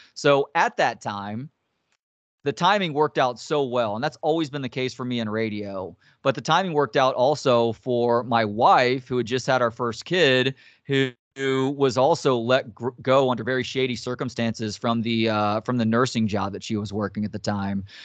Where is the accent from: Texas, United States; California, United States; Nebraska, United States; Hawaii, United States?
Texas, United States; Dallas; also born or lived in Tyler, Texas / Longview, Texas / San Antonio, Texas / Carrollton, Texas; now in Austin, United States; I grew up in Dallas, home is Austin